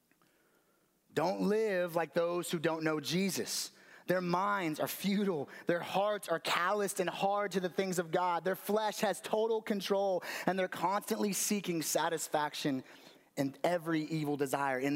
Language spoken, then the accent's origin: English; Las Vegas, Nevada, United States; moved away; I grew up in Vegas